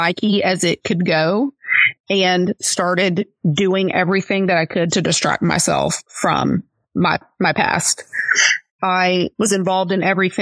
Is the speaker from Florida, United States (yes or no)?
yes; Florida, United States; also born or lived in Lakeland, Florida; I was born and raised here in Florida. I'm living in Lakeland, Florida, which is part of Polk County